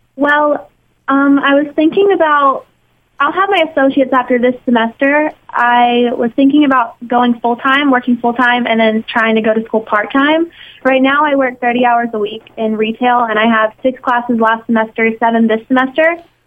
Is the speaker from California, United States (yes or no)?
no; Mississippi, United States; moved away as an adult; now in New York, United States; I'm from Mississippi